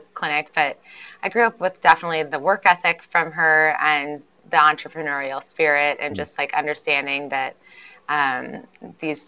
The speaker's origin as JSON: {"language": "English", "region": "Minnesota", "country": "United States", "tie": "born or raised there", "also_born_or_lived": "Houston, Texas", "said": "I was actually born in Houston, Texas. My mom was in residency, and so I lived there for about 7 years. But my parents were originally from Minnesota. So once she was done with school, she moved back to Minnesota, and I spent the rest of my childhood here in the cold north."}